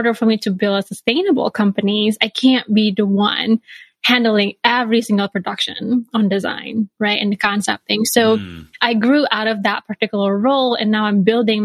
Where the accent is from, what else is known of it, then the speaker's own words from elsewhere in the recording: Bali, Indonesia; moved away as an adult; now in Chicago, United States; I grew up in Bali, Indonesia